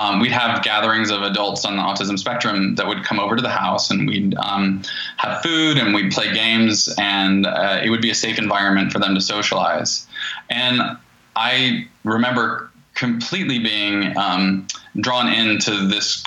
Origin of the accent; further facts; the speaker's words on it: Asheville, North Carolina, United States; I grew up in Asheville, North Carolina.